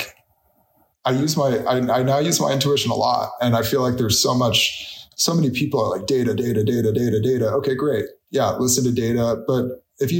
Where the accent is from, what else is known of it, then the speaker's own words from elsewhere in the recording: Orinda, California, United States; I had the dream of being a Cal water polo player growing up in Arinda